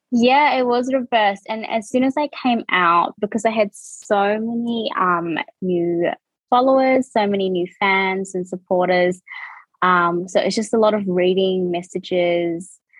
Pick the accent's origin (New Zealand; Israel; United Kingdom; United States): New Zealand; accent: New Zealand; moved away as an adult; now in Australia; born and raised in New Zealand, um, and I've been in Australia for I would say two and a half years now